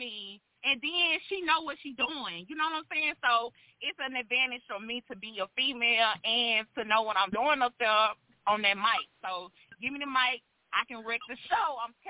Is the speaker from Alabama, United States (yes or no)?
yes; Alabama, United States; now in Houston, United States; I relocated from Alabama, and I'm in Houston, but it's all love, Bama.